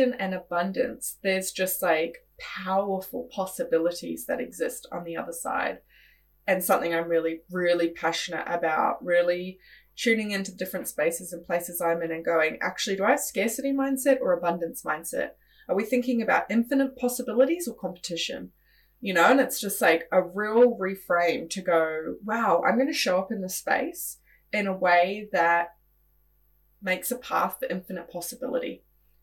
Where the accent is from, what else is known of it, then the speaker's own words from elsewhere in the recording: Australia; now in New Zealand; I'm originally from Australia